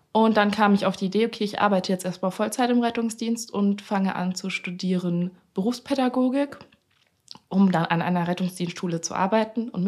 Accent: Franconia, Bavaria, Germany; ich bin eigentlich aus Bayern.

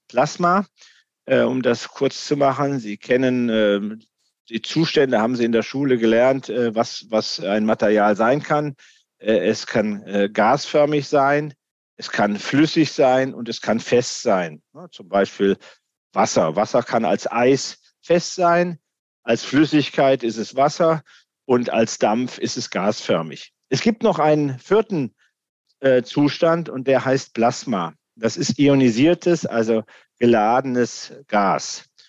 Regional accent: Darmstadt, Hesse, Germany; hier aus dem Land, aus dem ich komme, aus Hessen

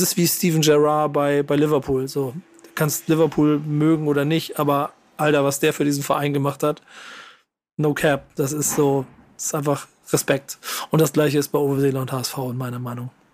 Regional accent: Hamburg, Germany; ich als Hamburger

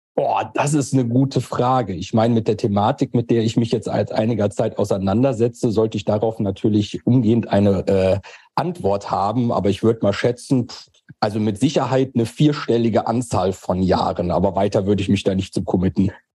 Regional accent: Germany; also born or lived in Eifel; bei uns in Deutschland

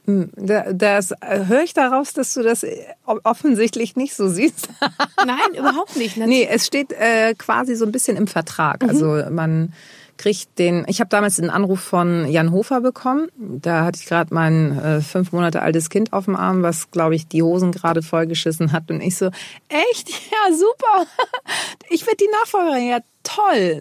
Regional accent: Germany; born or raised there

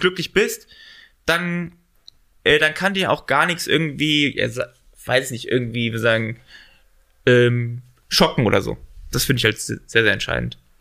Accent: Central Hesse, Germany; moved away as an adult; now in Düsseldorf, Germany; ich komme ursprünglich, äh, sagen Gießen, äh, Hessen, also sagen Marburg, Mittelhessen, da komme ich ursprünglich her

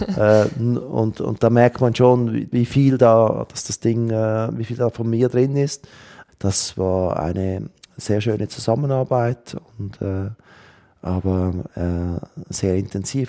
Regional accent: Switzerland; bei uns in der Schweiz

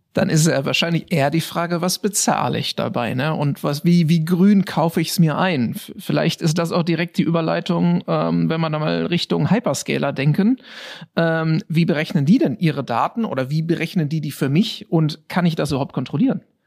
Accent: Germany; als Deutscher

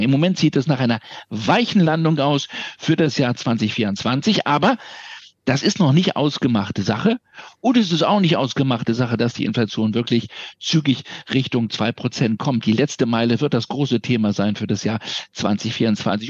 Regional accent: Berlin, Germany; meine Heimatstadt

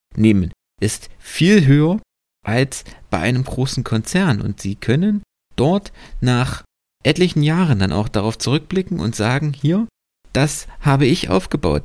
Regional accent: Germany; bei uns in Deutschland

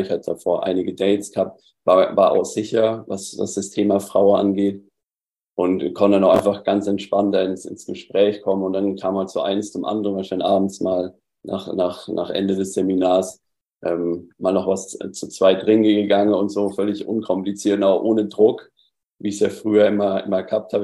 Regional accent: Southern Germany, Germany; ich komme aus, aus Süddeutschland, hörst du auch ein bisschen meine Aussprache

